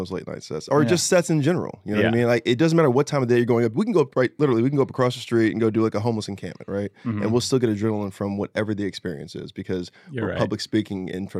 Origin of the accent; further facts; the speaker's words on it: Ridgecrest, California, United States; But I went to junior high and high school in a place called China Lake, Ridgecrest, California, which is the high desert, which is near Mammoth Mountain